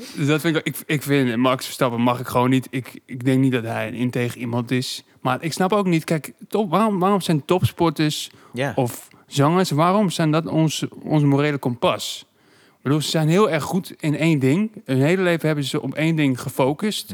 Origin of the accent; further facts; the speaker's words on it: Amsterdam, North Holland, Netherlands; toen ik opgroeide in Zuidoost